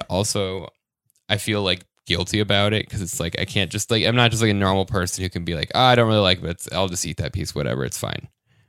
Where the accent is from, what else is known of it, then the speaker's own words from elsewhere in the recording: Denver, Colorado, United States; I'm from Denver, so any type of boat fascinates me.